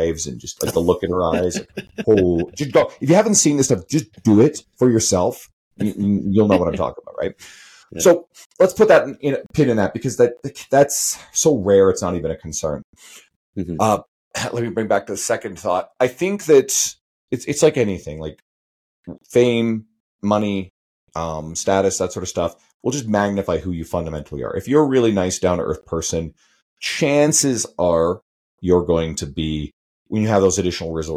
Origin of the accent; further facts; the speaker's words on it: Western Canada, Canada; I'm a Canadian here, right? I'm a Western Canadian